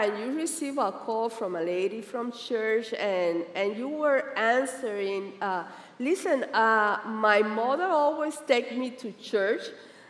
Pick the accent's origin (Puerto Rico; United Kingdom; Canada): Puerto Rico; now in Miami, United States; Especially when we came from Puerto Rico to here to Miami, I was very concerned that, you know, that you how you're gonna get accustomed here in the United States